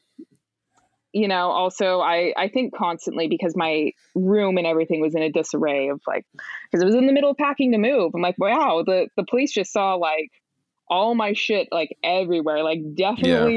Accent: Price, Utah, United States; now in New York, United States; I had the misfortune of growing up in Price, Utah

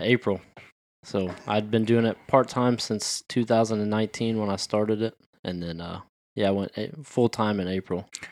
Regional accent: Pearland, Texas, United States; moved away as an adult; I grew up in Pearland

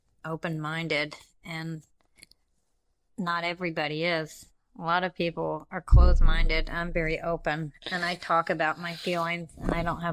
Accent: India; I'm like, I'm neither of those, and I check Other, because I'm from India.

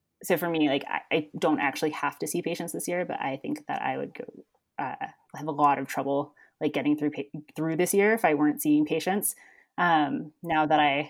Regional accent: East Coast, United States; moved away as an adult; now in Colorado, United States; I grew up on the East Coast and came out to be a ski bum in Colorado in 2008 when I graduated from high school

